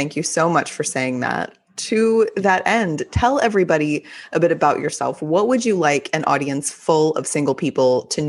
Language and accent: English; Texas, United States; accent: Texas accent; having been born and raised in Texas, I do have a Texas accent.